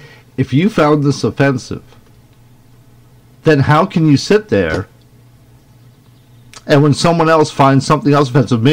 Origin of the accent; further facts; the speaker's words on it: Scotland, United Kingdom; now in United States; Except me, I'm a Scotsman, and I will not give up my sovereignty.